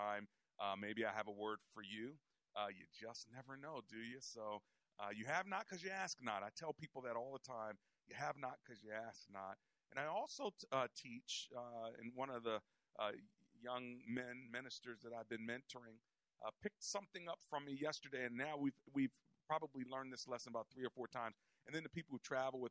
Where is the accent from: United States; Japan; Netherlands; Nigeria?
United States; we're from America.